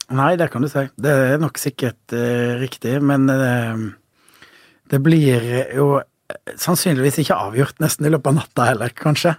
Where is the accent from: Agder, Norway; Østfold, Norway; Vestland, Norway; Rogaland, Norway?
Vestland, Norway; Voss; moved away; also born or lived in Kristiansand; på Voss, der jeg kommer fra